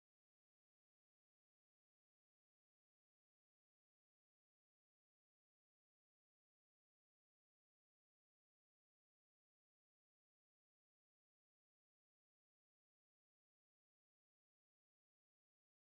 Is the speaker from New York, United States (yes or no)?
no; Southern California, United States; I grew up in Southern California